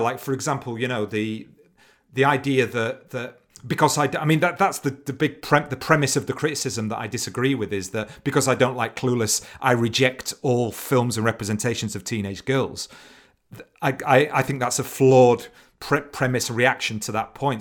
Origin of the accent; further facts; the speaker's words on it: Leeds, Yorkshire and the Humber, United Kingdom; growing up in Leeds